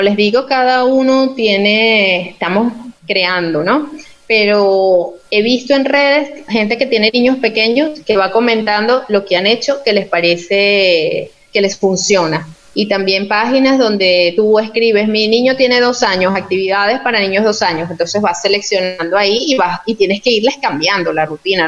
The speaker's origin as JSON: {"language": "Spanish", "region": "Yaracuy", "country": "Venezuela", "moved": "yes", "said": "soy de Yaracuy, tú sabes que soy de Yaracuy"}